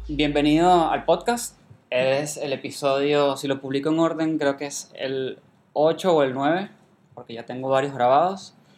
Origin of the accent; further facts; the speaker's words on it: Venezuela; moved away; soy de Venezuela